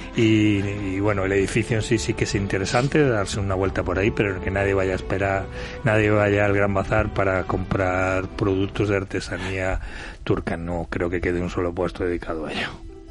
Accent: Spain; los españoles seguimos sin desestacionalizar nuestras vacaciones

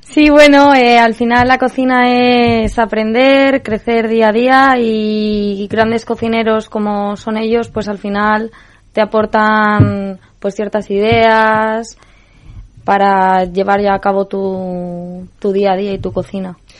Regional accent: Madrid, Community of Madrid, Spain; como buena madrileña

